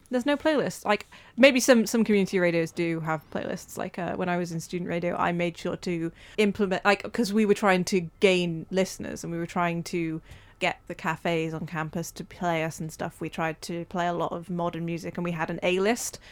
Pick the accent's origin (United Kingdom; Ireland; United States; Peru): United Kingdom; Wales; we're Welsh